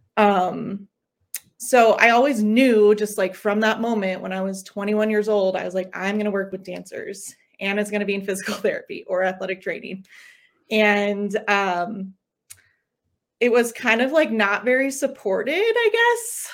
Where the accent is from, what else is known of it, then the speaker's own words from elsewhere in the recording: Longmont, Colorado, United States; also born or lived in Los Angeles; So I am a Colorado native. I grew up in Longmont